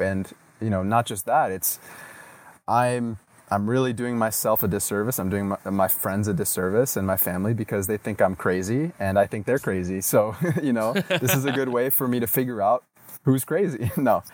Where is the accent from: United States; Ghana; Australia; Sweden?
United States; moved away; also born or lived in Latin America; growing up in the States